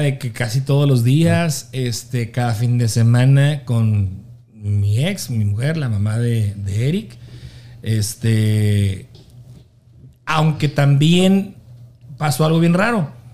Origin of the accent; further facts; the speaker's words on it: Delicias, Chihuahua, Mexico; de Delicias, de donde yo soy